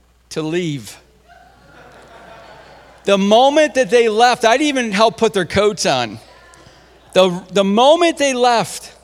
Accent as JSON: {"language": "English", "region": "Central New York", "country": "United States", "said": "I'm from Central New York"}